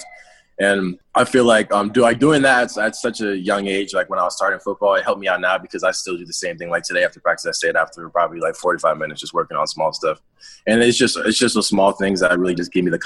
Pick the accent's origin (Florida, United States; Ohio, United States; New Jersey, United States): New Jersey, United States; I'm from Jersey, born and raised, lived in the same house my entire life